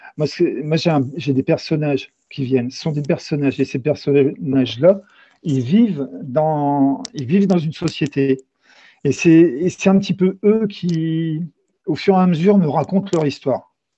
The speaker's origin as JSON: {"language": "French", "town": "Châlons-en-Champagne", "region": "Grand Est", "country": "France", "tie": "born or raised there", "also_born_or_lived": "Brittany", "moved": "yes", "lives_now": "Carhaix, France", "said": "je viens plutôt de l'Est de la France. Je suis, je suis né à Châlons-en-Champagne"}